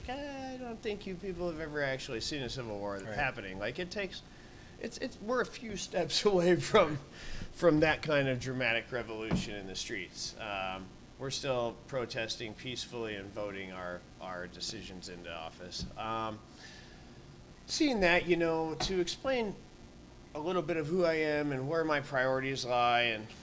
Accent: El Paso, Texas, United States; now in Omaha, United States; I'm from El Paso, Texas. I grew up on the border

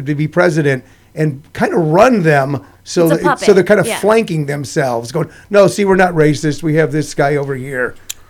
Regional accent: St. Louis, Missouri, United States; moved away; also born or lived in Los Angeles; I'm from the Midwest. I grew up in St. Louis.

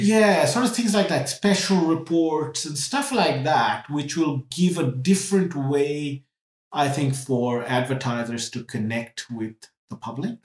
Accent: Trinidad & Tobago; also born or lived in India; when I was little, we moved from India to Trinidad in the West Indies

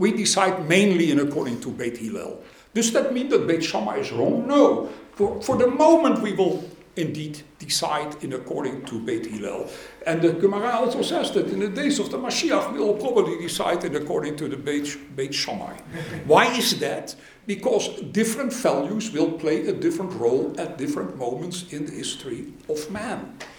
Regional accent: Goslar, Lower Saxony, Germany; born there; I was born in Goetzlar, in a totally secular society and in a secular family.

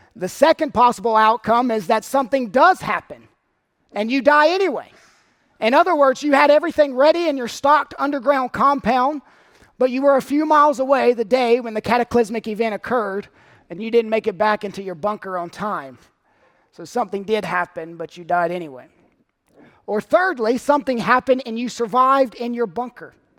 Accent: North Carolina, United States; my home state of North Carolina

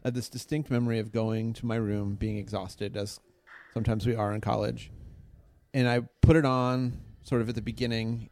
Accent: Pittsburgh, Pennsylvania, United States; I grew up in Pittsburgh

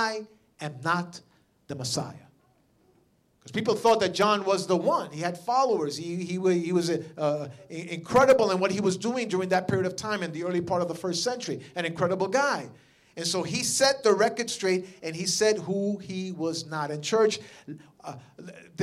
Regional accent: New York, United States; I'm from New York

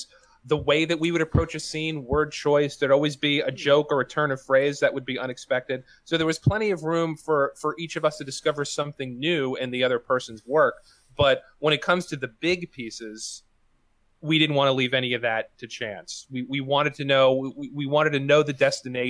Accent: New York City, New York, United States; we're both from Queens. And I'm actually from Astoria, or the neighborhood adjacent to Astoria

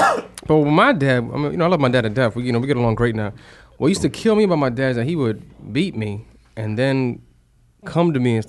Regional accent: New York City, New York, United States; we grew up in the Bronx and it was a crack infested neighborhood.

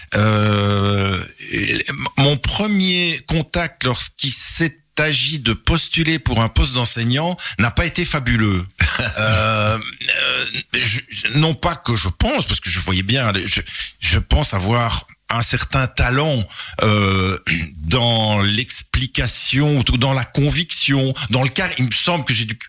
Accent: Charleroi, Wallonia, Belgium; also born or lived in Brussels; je suis né en 1957 à Charleroi. J'ai fait mes études à l'Athénée, euh, de mes études secondaires à l'Athénée de Charleroi

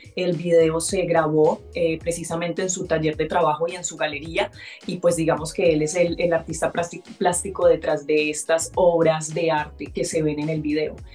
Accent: Colombia; also born or lived in Barranquilla, Atlántico / Antioquia; yo soy mitad barranquillera, mitad paisa

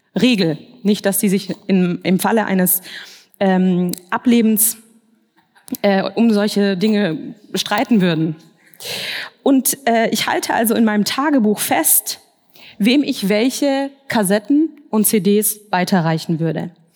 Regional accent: Swabia, Baden-Württemberg, Germany; moved away as an adult; now in Frankfurt, Germany; Ich bin aber eigentlich im Schwabenland aufgewachsen, in einer schwäbischen Kleinstadt

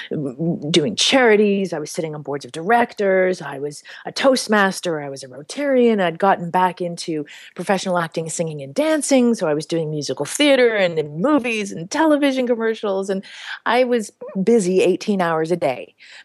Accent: Canada; moved away as an adult; now in Peru; I grew up in Canada

